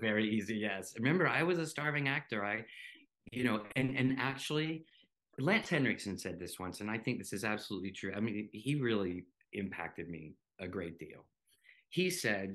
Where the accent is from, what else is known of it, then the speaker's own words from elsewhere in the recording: North Carolina, United States; accent: southern; I grew up in the southern United States. I grew up in North Carolina.